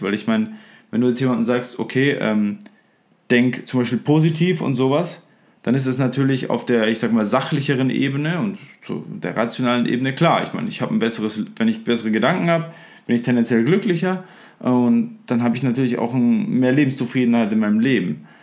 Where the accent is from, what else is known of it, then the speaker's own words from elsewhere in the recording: Upper Franconia, Bavaria, Germany; ich bin aus Freuchheim in Oberfranken gebürtig